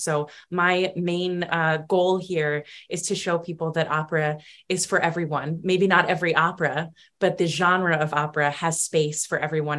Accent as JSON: {"language": "English", "region": "New York", "country": "United States", "tie": "born or raised there", "said": "Growing up on Long Island, I loved to go see Broadway shows"}